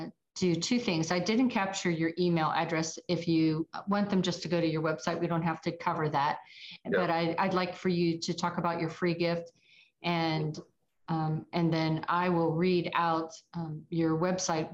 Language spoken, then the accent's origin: English; Pittsburgh, Pennsylvania, United States; also born or lived in South Park, Pennsylvania; now in Roswell, United States; I originally am from Pittsburgh, where we had love.